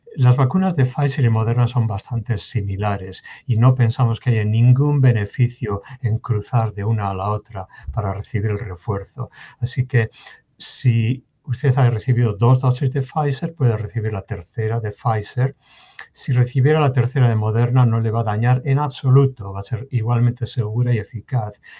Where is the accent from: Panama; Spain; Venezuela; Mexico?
Spain; moved away as an adult; now in Kansas, United States; yo soy natural de España, nací en España, crecí en España